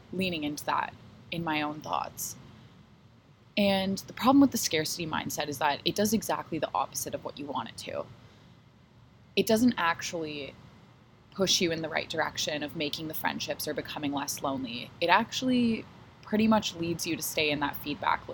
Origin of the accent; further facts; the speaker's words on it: Toronto, Ontario, Canada; here in Toronto, in my hometown